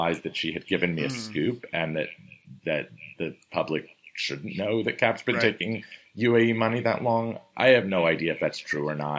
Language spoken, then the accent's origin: English; Washington, District of Columbia, United States; it's my hometown